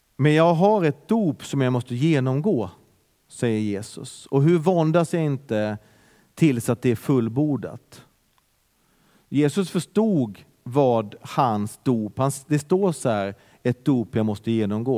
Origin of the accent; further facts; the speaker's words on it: Bergen, Vestland, Norway; now in Sweden; det är en härlig pingstkyrka där jag är uppväxt